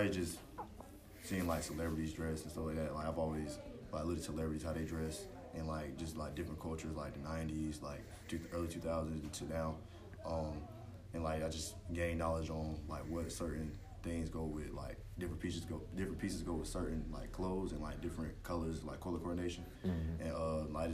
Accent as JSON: {"language": "English", "town": "Raeford", "region": "North Carolina", "country": "United States", "said": "I'm from Rayford, North Carolina."}